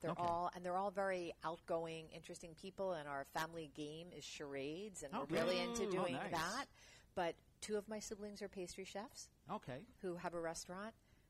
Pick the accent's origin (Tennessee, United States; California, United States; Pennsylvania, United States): Pennsylvania, United States; outside Philadelphia; moved away; also born or lived in New York; I was raised outside Philadelphia.